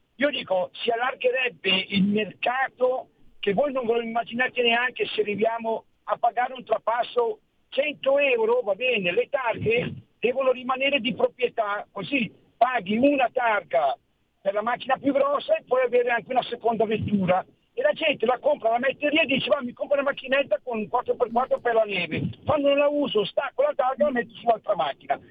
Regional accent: Switzerland; now in Varese, Italy; provengo dalla Svizzera

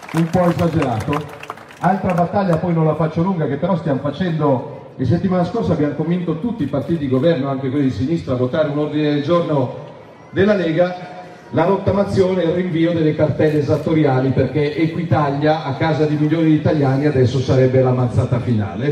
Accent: Milan, Lombardy, Italy; io sono milanese e la amo più di ogni altra città al mondo

